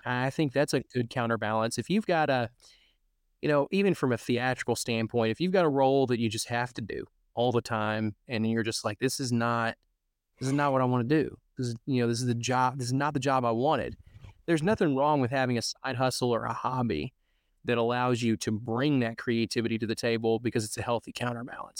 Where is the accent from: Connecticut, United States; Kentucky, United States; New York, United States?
Kentucky, United States; Cadiz; I took a radio job six months later in my hometown of Cadiz